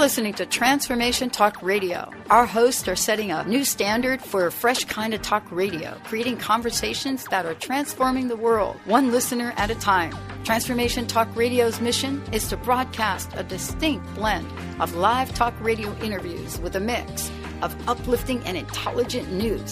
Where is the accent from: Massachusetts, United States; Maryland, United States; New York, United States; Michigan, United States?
New York, United States; New York City; I was born in the Bronx